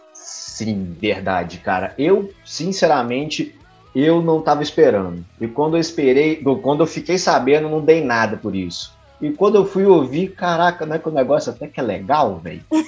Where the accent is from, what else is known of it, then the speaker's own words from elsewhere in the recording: Minas Gerais, Brazil; eu sou mineiro